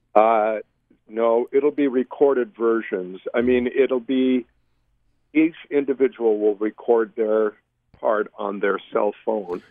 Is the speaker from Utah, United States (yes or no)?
yes; Millville, Utah, United States; I grew up in Millville